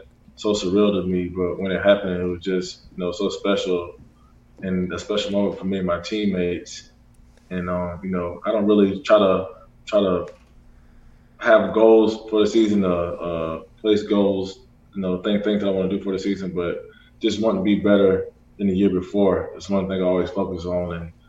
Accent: Florida, United States; I'm from Florida

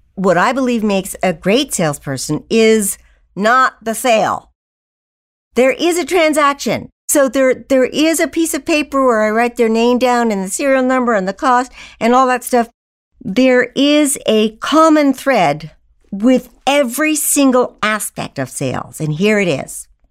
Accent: Old Bennington, Vermont, United States; I grew up in Old Bennington, Vermont, in a family of seven educators

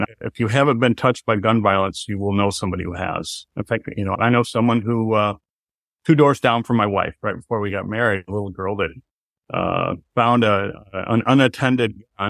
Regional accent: Michigan, United States; I've been a lifelong Michigan person. I grew up in Midwestern cities

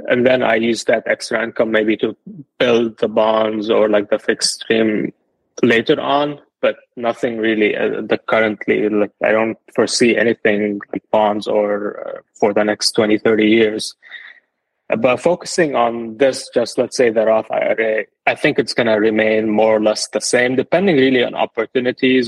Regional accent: Lebanon; moved away as an adult; now in United States; I'm originally from Lebanon. I moved to the US in 2019.

